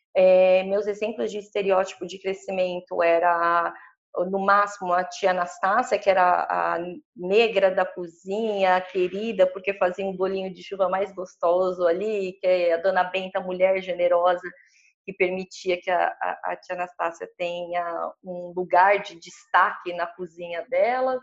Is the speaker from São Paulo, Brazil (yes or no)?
yes; São Paulo, Brazil; Eu sou nascida e criada na Zona Leste de São Paulo.